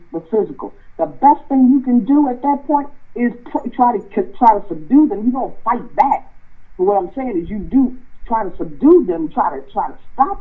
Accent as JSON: {"language": "English", "region": "Southern Maryland", "country": "United States", "tie": "born or raised there", "said": "I grew up in Southern Maryland"}